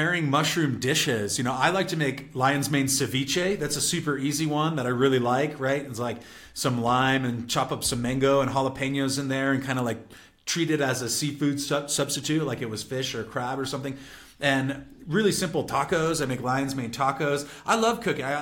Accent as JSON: {"language": "English", "region": "California", "country": "United States", "said": "I'm from California"}